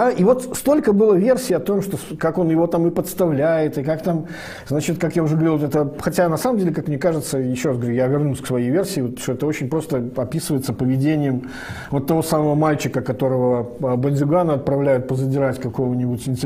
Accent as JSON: {"language": "Russian", "country": "Belarus", "said": "Я же, как все белорусы, нахожусь под двойной оккупацией"}